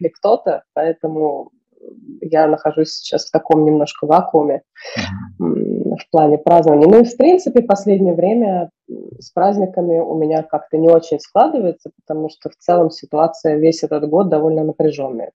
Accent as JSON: {"language": "Russian", "region": "Moscow", "country": "Russia", "tie": "born or raised there", "said": "я выросла в Москве, в центре Москвы"}